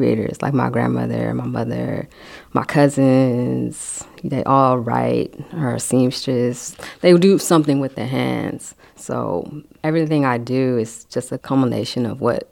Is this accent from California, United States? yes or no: yes; San Francisco, California, United States; Been here, born and raised in San Francisco